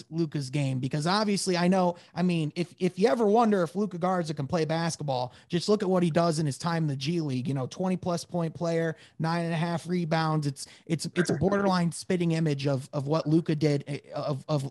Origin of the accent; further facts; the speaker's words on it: Grand Rapids, Michigan, United States; I'm from Grand Rapids